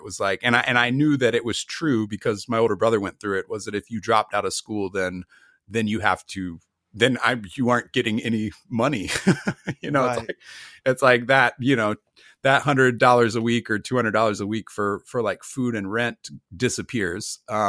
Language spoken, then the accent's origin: English; United States; I'm American.